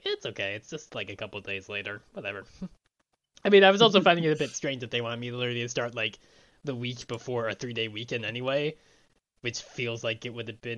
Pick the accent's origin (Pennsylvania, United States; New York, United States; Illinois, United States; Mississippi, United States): New York, United States; Long Island; also born or lived in North Carolina; growing up on Long Island